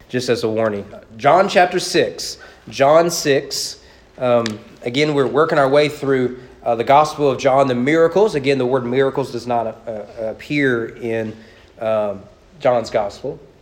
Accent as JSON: {"language": "English", "area": "Owen County", "region": "Kentucky", "country": "United States", "said": "I'm from Owen County Public Schools."}